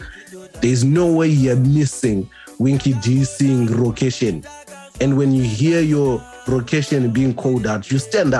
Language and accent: English; Zimbabwe; I grew up in Zimbabwe, all over the place. But I think despite the different cities, I grew up in what most people would call the ghetto, wherever we moved